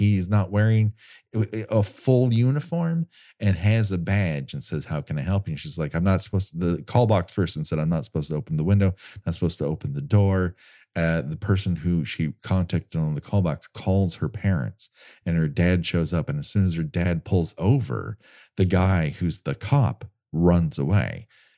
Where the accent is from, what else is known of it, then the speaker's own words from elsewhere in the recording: Glendale, California, United States; I grew up in Glendale.